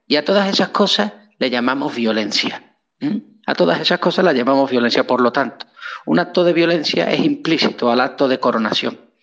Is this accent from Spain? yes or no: yes; Spain; moved away as an adult; also born or lived in Nuevo Laredo, Mexico; yo soy de España.